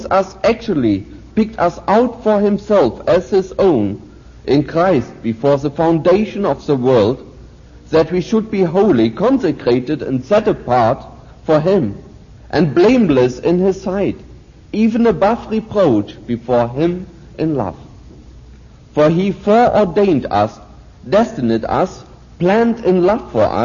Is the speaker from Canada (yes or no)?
no; Germany; moved away as an adult; I, of course, have been growing up in Nazi Germany